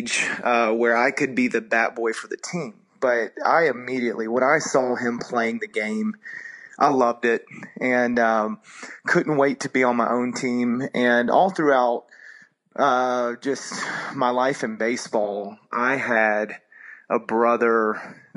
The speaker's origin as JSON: {"language": "English", "town": "Cartersville", "region": "Georgia", "country": "United States", "tie": "born or raised there", "also_born_or_lived": "Florida", "said": "my family, we moved to Georgia when I was 10 years old. And the town that I grew up in was Cartersville"}